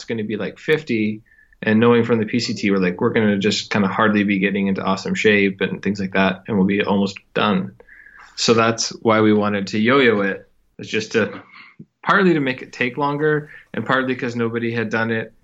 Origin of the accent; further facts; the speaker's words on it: Elmira, Ontario, Canada; we grew up just outside Kitchener-Waterloo, little town of Elmira